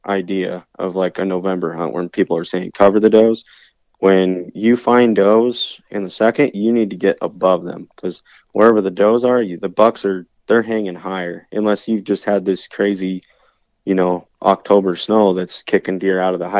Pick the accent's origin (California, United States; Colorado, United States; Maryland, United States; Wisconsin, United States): Colorado, United States; Meeker; also born or lived in New Castle, Colorado / Glenwood Springs, Colorado; growing up in Meeker, I mean, just on our little ranch